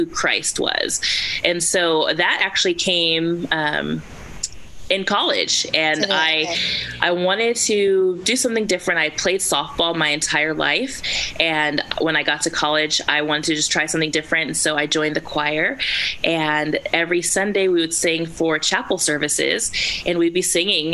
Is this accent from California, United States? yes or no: yes; California, United States; moved away as an adult; I was from California, and there were some people who didn't give me the warmest reception because, oh, but you sound like a white girl, and, oh, you're from California